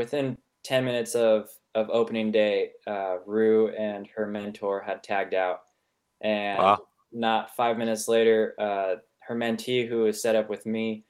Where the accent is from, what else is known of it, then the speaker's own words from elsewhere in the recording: Sonoma Valley, California, United States; I grew up in Sonoma Valley, California, and the entire valley is privately held and owned